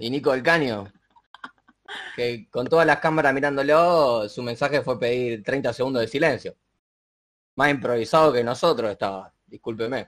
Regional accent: Argentina; como argentino

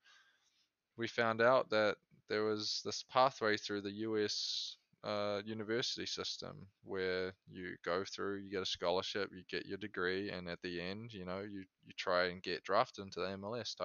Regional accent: New Zealand; moved away as an adult; now in Chicago, United States; I came from New Zealand

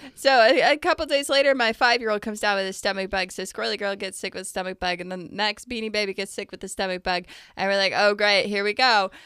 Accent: United States; as an American

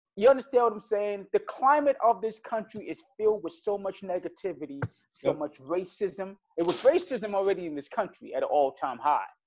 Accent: New York City, New York, United States; I'm from Brooklyn

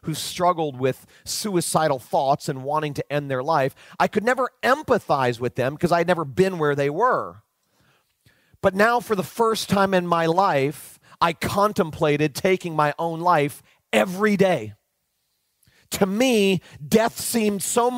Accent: Fort Lauderdale, Florida, United States; I was leading a large, well-known church in my hometown of Fort Lauderdale, Florida.

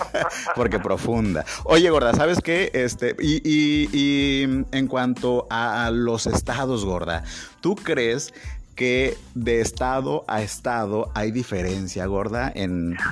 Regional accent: Mexico; also born or lived in Tabasco

